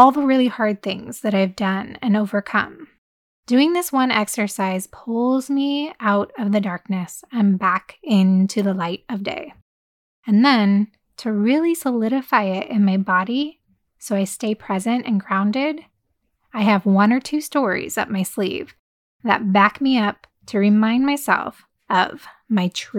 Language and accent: English; United States